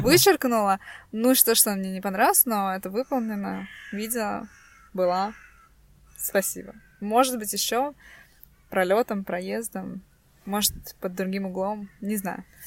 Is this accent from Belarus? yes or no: no; Estonia; мы русские, э, живем тут, ну, не то, что живем тут с рождения. Мы тут родились, и, э, наши родители, э, тоже здесь родились.